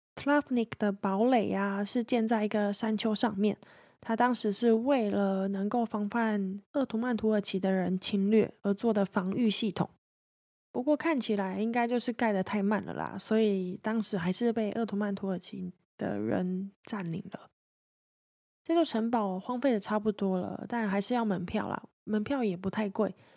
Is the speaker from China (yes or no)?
no; Taiwan; 我就跟他说，诶，我从台湾来的啊